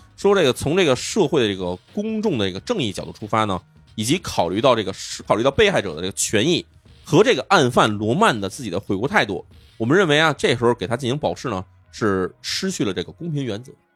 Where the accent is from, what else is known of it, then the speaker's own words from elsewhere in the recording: China; 我们中国人